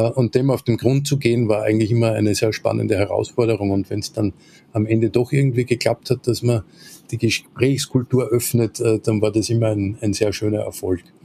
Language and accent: German; Linz, Upper Austria, Austria; moved away as an adult; also born or lived in Salzburg / Vienna; bin ich Österreicher, äh, vor gut 50 Jahren in Linz an der Donau geboren, äh, bin dort auch zur Schule gegangen